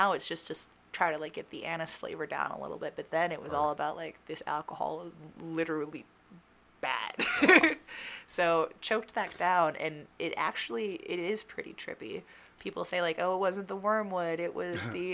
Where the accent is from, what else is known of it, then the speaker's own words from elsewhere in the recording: Ohio, United States; moved away as an adult; also born or lived in Germany / Kelleys Island, Ohio; now in Pittsburgh, United States; I'm from Ohio